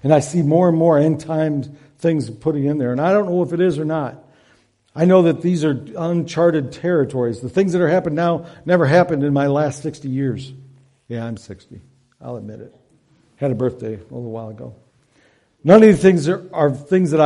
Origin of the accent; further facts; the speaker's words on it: Devil's Lake, Michigan, United States; I grew up on Devil's Lake, so right across the lake from there